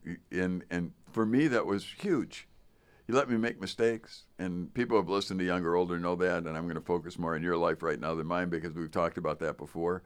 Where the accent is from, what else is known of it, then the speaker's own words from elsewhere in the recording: Chicago, Illinois, United States; I was from Chicago